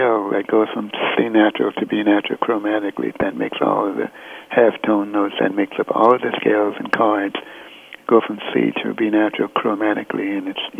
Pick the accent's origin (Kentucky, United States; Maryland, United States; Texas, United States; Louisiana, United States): Texas, United States; Fort Worth; moved away; I was born in Fort Worth